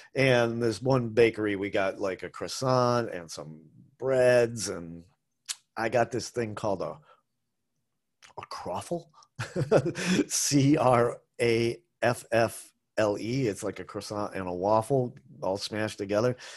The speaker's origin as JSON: {"language": "English", "town": "Boston", "region": "Massachusetts", "country": "United States", "tie": "born or raised there", "moved": "yes", "lives_now": "Asheville, United States", "said": "I grew up in Boston, which is a college town"}